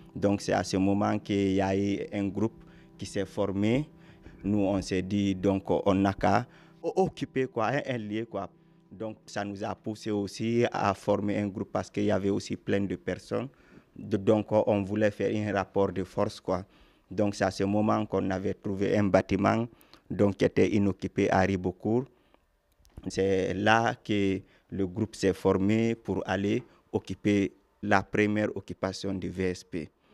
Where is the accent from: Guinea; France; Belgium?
Guinea; moved away; je suis d'origine guinéenne